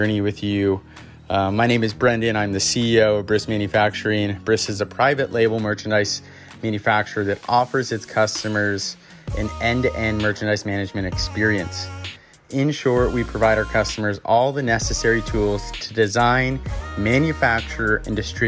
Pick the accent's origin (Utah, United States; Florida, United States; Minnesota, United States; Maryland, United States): Minnesota, United States; Minneapolis; moved away as an adult; also born or lived in Seattle, Washington; now in Bellingham, United States; My mom and stepdad, we moved out to Minneapolis. So I lived in Minneapolis through high school